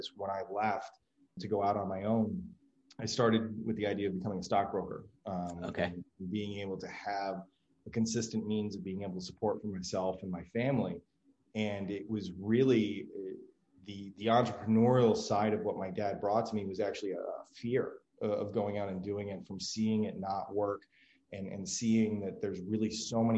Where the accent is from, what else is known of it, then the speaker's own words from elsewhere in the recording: New York, United States; I grew up in New York and graduated high school in the mid 90s